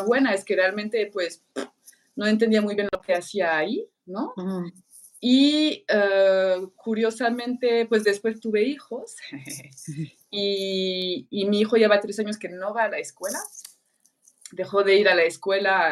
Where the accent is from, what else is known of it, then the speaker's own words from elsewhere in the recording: France; Spanish is a second language; moved away as an adult; now in Mexico; yo en Francia crecí